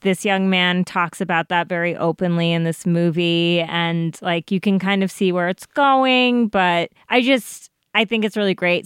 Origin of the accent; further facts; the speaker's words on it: Colorado, United States; growing up in Colorado